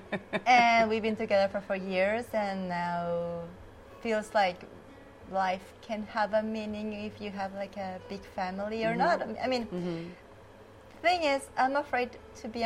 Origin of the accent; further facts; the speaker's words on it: Mexico; I'm from Mexico.